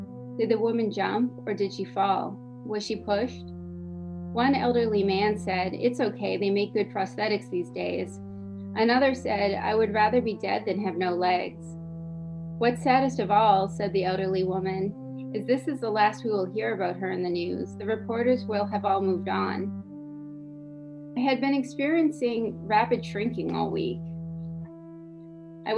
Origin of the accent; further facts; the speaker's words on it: New Hampshire, United States; also born or lived in Montreal, Canada; now in Maryland, United States; I'm from New Hampshire originally. Lived in Montreal for a while.